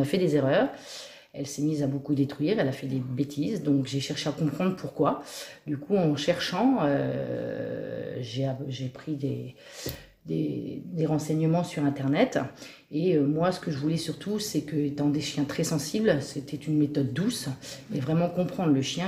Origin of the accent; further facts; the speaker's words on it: Auvers, Normandy, France; je vis euh, ici depuis euh, toute petite. Je suis native quasiment de cette commune